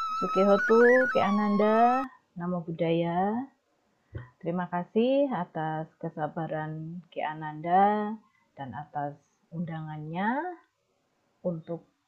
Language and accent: Indonesian; Kenteng, Indonesia; moved away; saya dilahirkan di Desa Kenteng